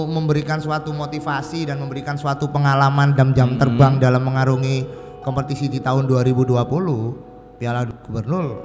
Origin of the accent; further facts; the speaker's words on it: East Java, Indonesia; bagi kita sebagai orang Jawa Timur adalah sebuah kebanggaan karena di Jawa Timur ini kita akhirnya ada kompetisi resmi dalam taraf nasional